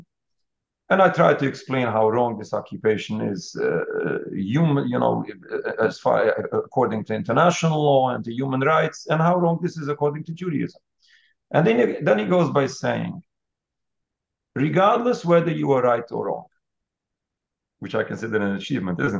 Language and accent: English; United States; I'm an American Jew